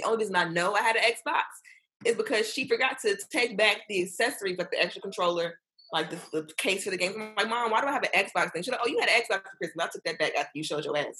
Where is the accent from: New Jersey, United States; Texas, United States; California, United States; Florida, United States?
Florida, United States; Miami; I'm from Miami. We didn't have basements.